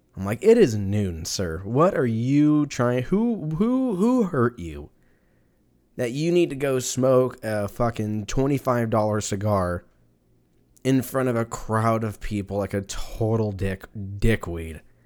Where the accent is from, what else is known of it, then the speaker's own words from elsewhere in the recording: Southern California, United States; moved away as an adult; now in Texas, United States; I was born in Southern California